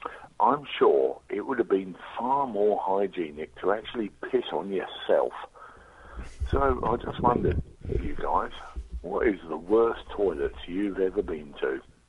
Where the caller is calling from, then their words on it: Bury St Edmunds, East of England, United Kingdom; I'm here from Bury St. Edmunds in Suffolk.